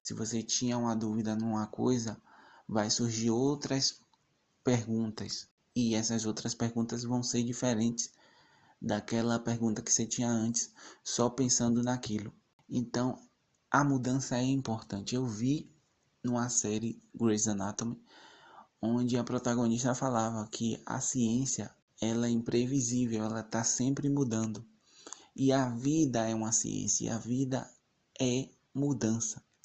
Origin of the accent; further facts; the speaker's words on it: Salvador, Bahia, Brazil; sou de Salvador, Bahia